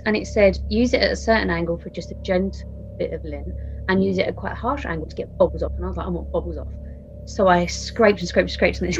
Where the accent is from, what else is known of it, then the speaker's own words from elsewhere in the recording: East of England, United Kingdom; Yeah. Gave it away.